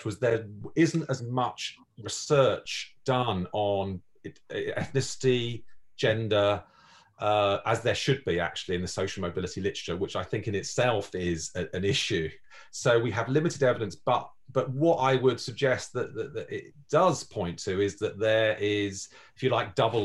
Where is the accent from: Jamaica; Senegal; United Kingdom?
United Kingdom; London; I speak as a Londoner